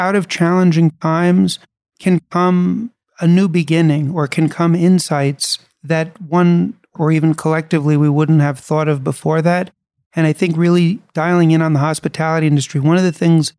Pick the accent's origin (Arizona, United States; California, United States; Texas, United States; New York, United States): New York, United States; New York City; I was born and raised in New York City